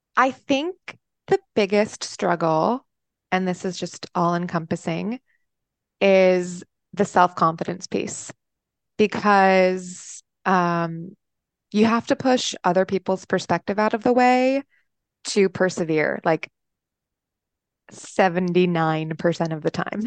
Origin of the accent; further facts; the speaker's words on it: Austin, Texas, United States; also born or lived in upstate New York; now in Chicago, United States; I am from Austin, Texas, via upstate New York. Um, so, and I'm currently in Chicago